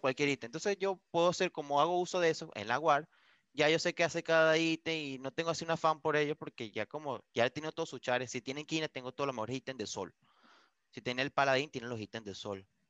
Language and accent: Spanish; Venezuela; moved away as an adult; now in Vigo, Spain